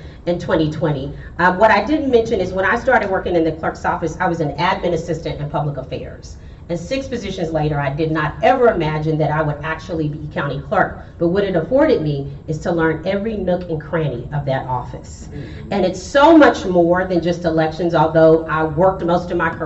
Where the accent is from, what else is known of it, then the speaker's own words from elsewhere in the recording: Austin, Texas, United States; moved away as an adult; now in Houston, United States; I'm an Austin native